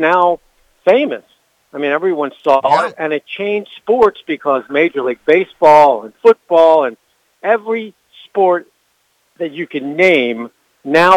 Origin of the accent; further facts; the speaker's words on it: Baltimore, Maryland, United States; I'm from Baltimore